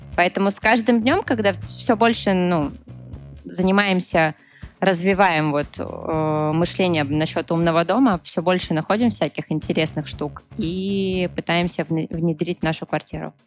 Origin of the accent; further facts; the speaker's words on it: Petrozavodsk, Republic of Karelia, Russia; я, кстати, из Республики Карелия, город Петрозаводск